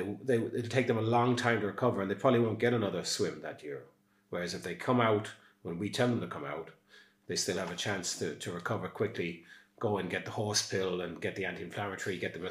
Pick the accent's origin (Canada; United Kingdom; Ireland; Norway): Ireland; Castledermot, Leinster; now in Skibbereen, Ireland; I come from Castlelermot, which is just outside Dublin and really easy to get